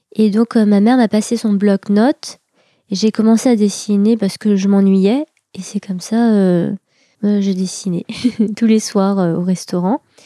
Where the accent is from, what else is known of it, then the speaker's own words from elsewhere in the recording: Pontault-Combault, Île-de-France, France; moi, j'ai grandi à Potokombo. Euh, c'est dans le 77 en Seine-et-Marne.